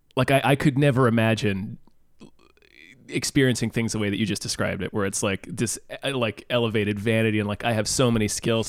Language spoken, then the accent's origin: English; Kansas, United States; also born or lived in Virginia; I moved from Virginia to Kansas